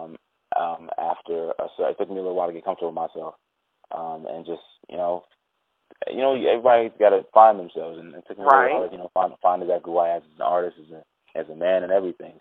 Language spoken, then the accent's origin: English; Toronto, Ontario, Canada; moved away as an adult; also born or lived in Nigeria; now in Atlanta, United States; growing up in Toronto